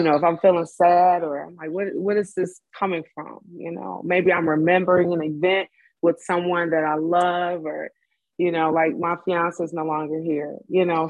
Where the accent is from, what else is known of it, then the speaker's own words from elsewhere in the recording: Detroit, Michigan, United States; I'm from Detroit.